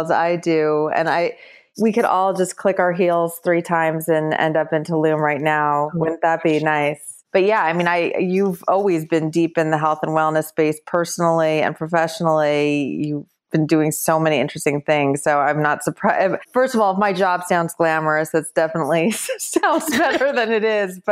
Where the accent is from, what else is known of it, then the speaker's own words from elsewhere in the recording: Los Angeles, California, United States; moved away as an adult; also born or lived in New York; I moved back from New York to Los Angeles, which is where I'm from originally